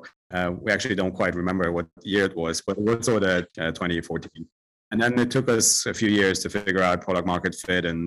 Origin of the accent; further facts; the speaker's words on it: Germany; moved away as an adult; also born or lived in Turkey / Italy; now in London, United Kingdom; I was born in Germany and grew up in Germany